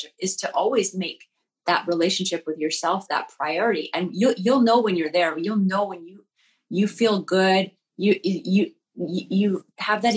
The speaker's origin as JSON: {"language": "English", "region": "Alberta", "country": "Canada", "tie": "born or raised there", "said": "I grew up in Alberta, Canada, which is like the Texas of Canada."}